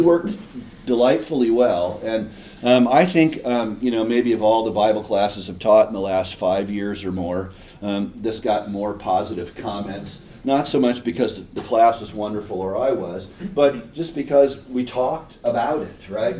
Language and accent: English; Eugene, Oregon, United States; I grew up in Eugene.